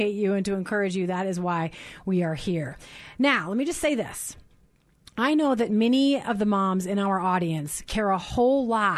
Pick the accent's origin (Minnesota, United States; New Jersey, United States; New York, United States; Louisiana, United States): Minnesota, United States; I grew up in Minnesota